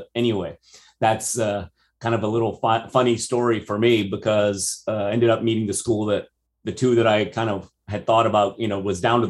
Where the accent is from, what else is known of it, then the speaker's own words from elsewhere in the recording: Brazil; English is a second language; now in United States; Well, I think growing up in American high school in Brazil, I always had this dream of coming to America and being in America. But I will say that it actually, surprisingly, even though I can speak English, you don't detect an accent or anything, but I am Brazilian.